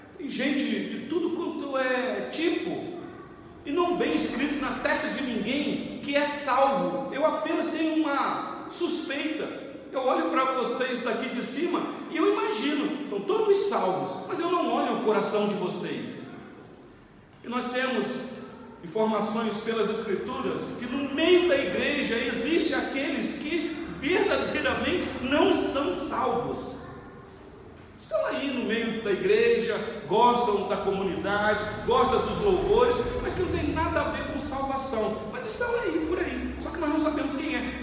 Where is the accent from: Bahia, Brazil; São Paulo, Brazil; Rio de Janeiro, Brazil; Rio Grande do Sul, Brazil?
Rio de Janeiro, Brazil; eu sou natural do Rio de Janeiro, do estado do Rio de Janeiro, moro no sul fluminense do estado